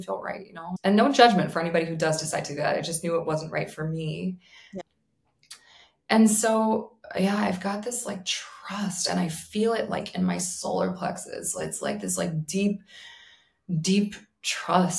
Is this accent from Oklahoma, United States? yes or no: no; New York, United States; I'm a New Yorker